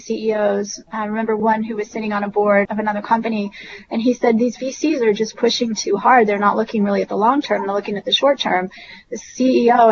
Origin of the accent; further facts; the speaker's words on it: Silicon Valley, California, United States; So I'm originally from Silicon Valley. And so I grew up in the land of the venture capitalists